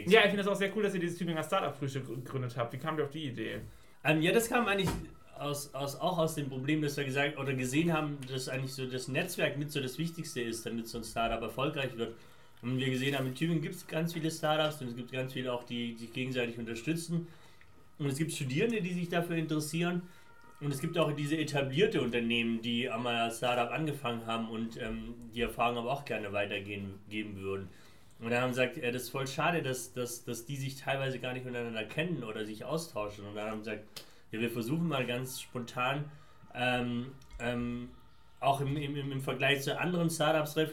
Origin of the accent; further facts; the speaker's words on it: Afghanistan; now in Germany; das Gute, wenn man so zwei unterschiedlichen Kulturen groß geworden ist, so wie ich. Ähm, dass du einmal aus, aus, aus ähm, also ich komme ursprünglich